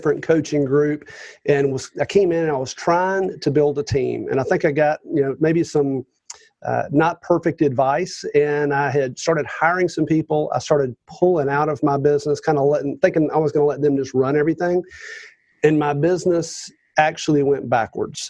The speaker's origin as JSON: {"language": "English", "town": "Roswell", "region": "Georgia", "country": "United States", "said": "From the Atlanta area, officially north of Atlanta, a place called Roswell, Georgia."}